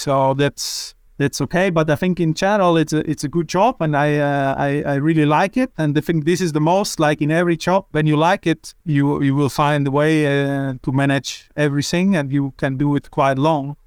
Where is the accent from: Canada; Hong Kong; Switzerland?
Switzerland; I'm from Switzerland